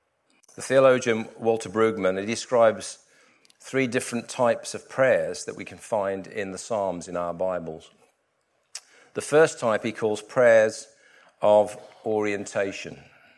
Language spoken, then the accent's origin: English; West Midlands, United Kingdom; Where I grew up in the Midlands and the Black Country, lots of canal networks